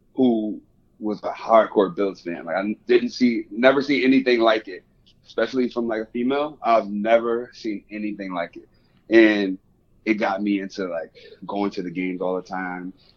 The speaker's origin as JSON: {"language": "English", "town": "Rochester", "region": "New York", "country": "United States", "tie": "born or raised there", "moved": "as an adult", "lives_now": "Buffalo, United States", "said": "I'm from Rochester, so I transferred schools"}